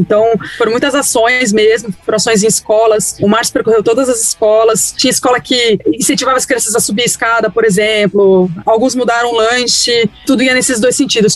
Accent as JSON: {"language": "Portuguese", "region": "São Paulo", "country": "Brazil", "said": "Eu sou de São Paulo, amor, eu falo bolacha"}